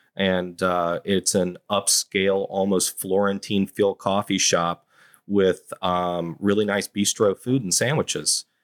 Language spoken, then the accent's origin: English; High Point, North Carolina, United States; now in Savannah, United States; I'm from High Point, North Carolina